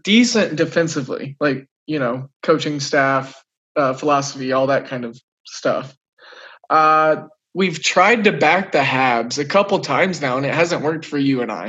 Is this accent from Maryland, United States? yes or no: no; Oklahoma, United States; I'm from Oklahoma